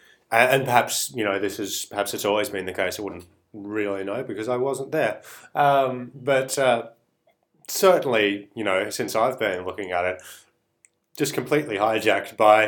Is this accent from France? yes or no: no; Australia